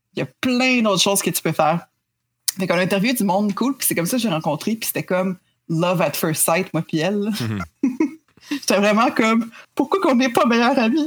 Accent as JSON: {"language": "French", "region": "Quebec", "country": "Canada", "said": "on est québécois"}